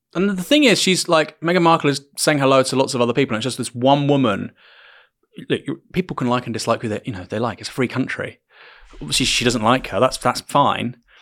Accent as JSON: {"language": "English", "town": "Bournemouth", "region": "South West England", "country": "United Kingdom", "said": "I was from Bournemouth"}